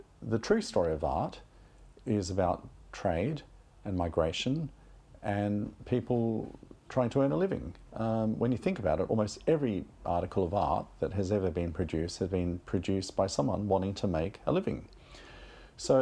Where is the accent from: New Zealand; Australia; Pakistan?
Australia; moved away as an adult; now in London, United Kingdom; I grew up in Australia